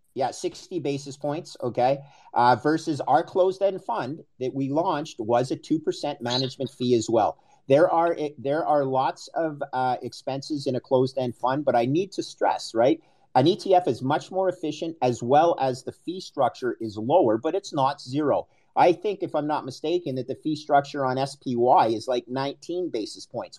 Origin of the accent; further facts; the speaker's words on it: Canada; also born or lived in United States; I'm Canadian